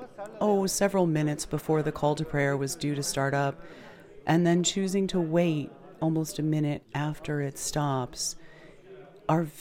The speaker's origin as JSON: {"language": "English", "country": "United States", "tie": "born or raised there", "said": "growing up in the United States"}